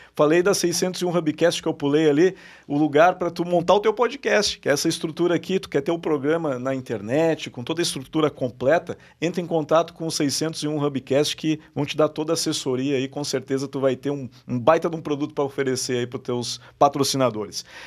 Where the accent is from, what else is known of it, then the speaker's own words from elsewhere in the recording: Porto Alegre, Rio Grande do Sul, Brazil; Eu sou de Porto Alegre